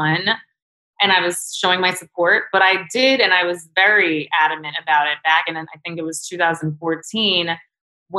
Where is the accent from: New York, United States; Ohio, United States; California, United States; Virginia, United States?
New York, United States; New York City; I grew up in Chelsea